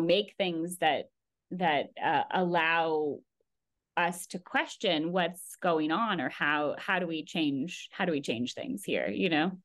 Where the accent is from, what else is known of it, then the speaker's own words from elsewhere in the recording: Bay Area, California, United States; I grew up in the Bay Area in California